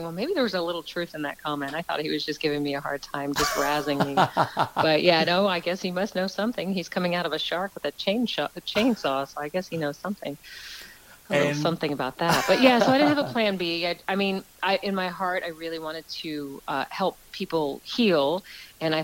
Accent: Texas, United States; moved away as an adult; also born or lived in New York; now in Los Angeles, United States; My family moved me down to Texas when I was 8.

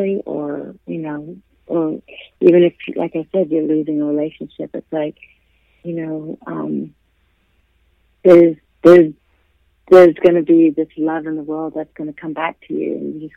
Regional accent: the South, United States; I grew up in the South

